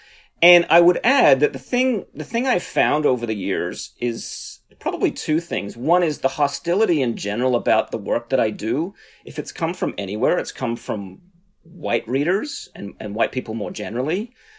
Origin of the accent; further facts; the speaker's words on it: Australia; now in United States; Yeah, I'm originally from Australia. I've lived in the US now for over 20 years. So my accent goes back and forth.